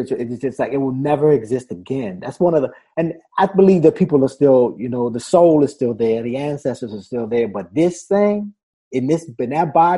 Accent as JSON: {"language": "English", "town": "Washington", "region": "District of Columbia", "country": "United States", "tie": "born or raised there", "said": "When I was growing up in Washington, D.C."}